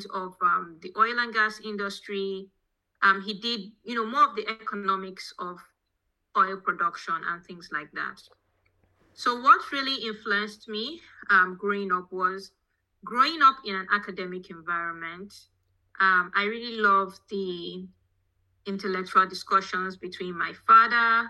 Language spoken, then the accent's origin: English; Rivers State, Nigeria; also born or lived in Omoku; now in Texas, United States; I grew up primarily in Nigeria. The state is Rivers State.